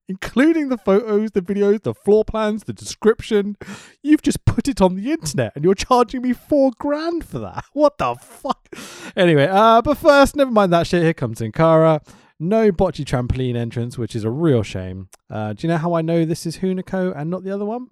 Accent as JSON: {"language": "English", "country": "United Kingdom", "said": "I'm a British dude"}